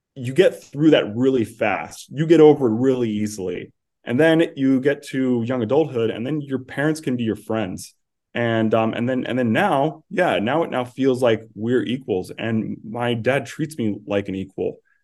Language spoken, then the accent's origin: English; New York City, New York, United States; moved away as an adult; also born or lived in New Jersey; I grew up on Staten Island